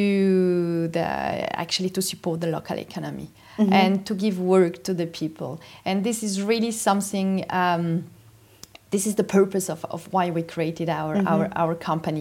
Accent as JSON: {"language": "English", "region": "Bernese Oberland", "country": "Switzerland", "tie": "born or raised there", "said": "I'm from Switzerland, and so in the Bernese Upland first, and then now we moved to the valley"}